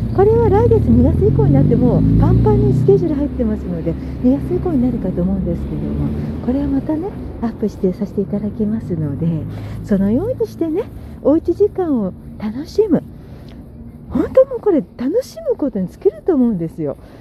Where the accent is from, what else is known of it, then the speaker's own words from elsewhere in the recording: Sagamihara, Kanagawa, Japan; 地元の相模原